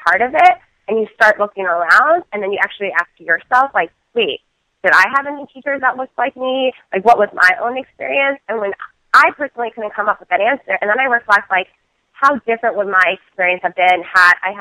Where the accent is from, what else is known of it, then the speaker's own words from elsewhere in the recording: Colorado Springs, Colorado, United States; moved away as an adult; Growing up in Colorado Springs, Colorado, and in the community that I grew up there